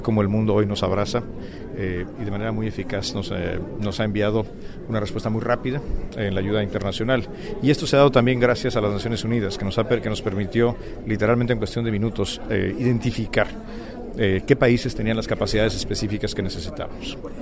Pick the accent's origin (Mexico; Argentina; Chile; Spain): Mexico; como mexicano